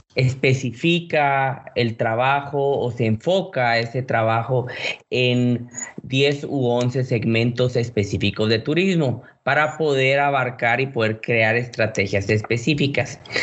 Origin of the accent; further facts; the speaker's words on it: Guatemala; como buenos guatemaltecos que somos